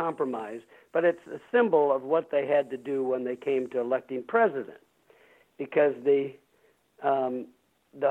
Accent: Peoria, Illinois, United States; moved away as an adult; also born or lived in California; I was born and raised in Peoria, Illinois

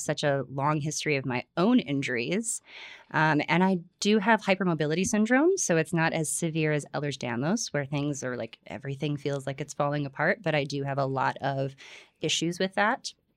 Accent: Florida, United States; I grew up in Florida

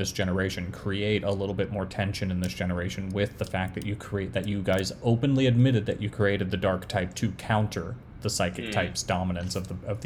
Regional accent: New York, United States; I grew up in New York

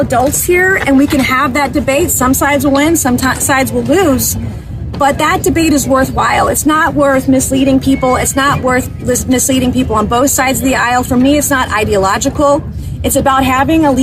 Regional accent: South Carolina, United States; I come from South Carolina

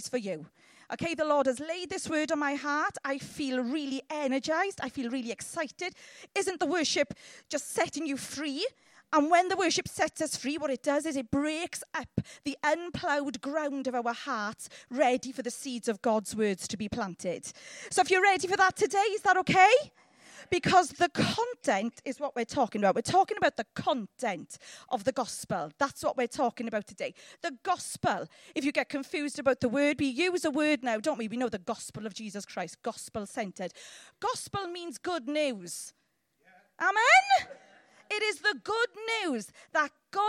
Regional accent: Llanelli, Wales, United Kingdom; I'm from Llanelli

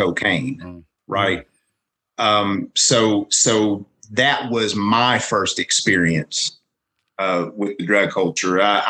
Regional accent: Williamson, West Virginia, United States; my hometown, which is Williamson in Mingo County, West Virginia

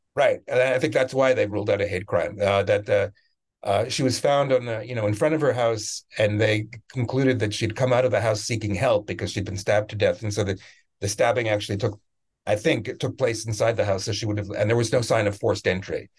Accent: Canada; also born or lived in Israel; now in United States; I'm from Canada originally

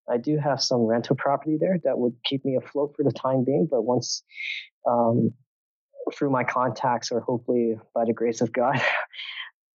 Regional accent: Vancouver, British Columbia, Canada; moved away as an adult; also born or lived in Hong Kong / Singapore / Poland; we immigrated and settled down in Vancouver, Canada. And that's where I grew up.

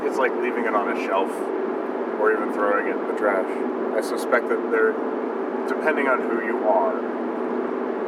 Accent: Kentucky, United States; I grew up in Kentucky

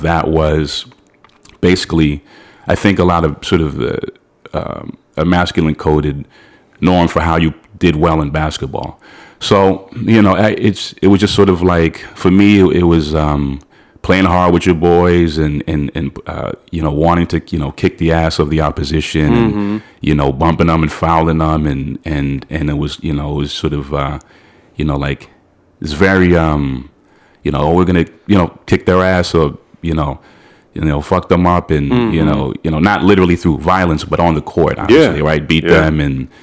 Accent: Londonderry, New Hampshire, United States; moved away as an adult; now in New York, United States; I grew up in Londonderry, New Hampshire

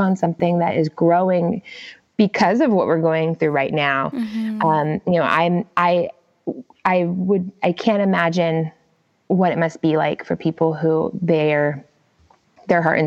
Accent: Gainesville, Florida, United States; moved away as an adult; now in California, United States; Florida, my hometown in Gainesville

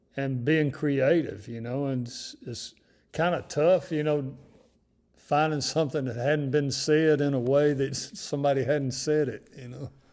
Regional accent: North Mississippi, United States; growing up in North Mississippi, uh, in the fifties and the sixties

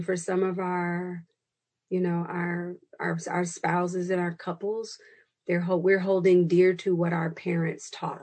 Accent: Chicago, Illinois, United States; I am from Chicago

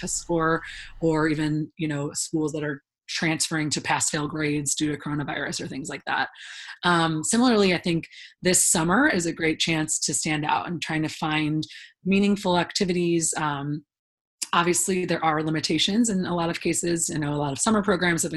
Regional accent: Illinois, United States; I grew up in the Midwest, so, you know, in Illinois, everyone took the ACT basically

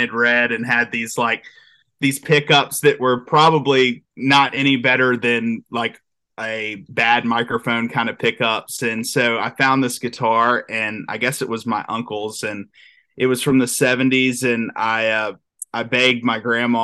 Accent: Aiken, South Carolina, United States; moved away as an adult; also born or lived in Alabama; I grew up in a small town called Aiken, South Carolina, and it was super tight-knit community

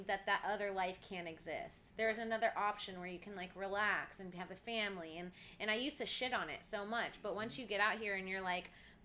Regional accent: Melbourne, Florida, United States; moved away as an adult; also born or lived in Los Angeles; now in New York, United States; I grew up in Florida

